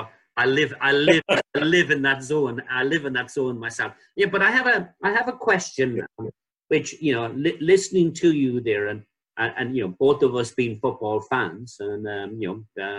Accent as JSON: {"language": "English", "country": "Ireland", "moved": "yes", "lives_now": "United Kingdom", "said": "I came to the UK in the early 80s when being Irish was associated with blowing people up."}